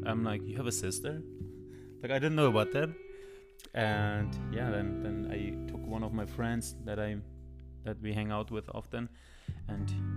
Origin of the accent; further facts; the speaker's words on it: Germany; English is a second language; now in United States; I'm Germany. Could even say I'm from Germany